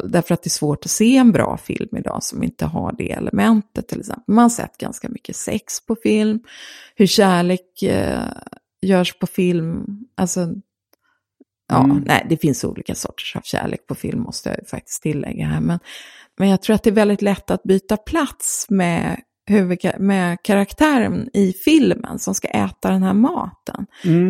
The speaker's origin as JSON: {"language": "Swedish", "town": "Gothenburg", "region": "Västra Götaland", "country": "Sweden", "tie": "born or raised there", "said": "hade en filmklubb i Göteborg där jag är uppvuxen"}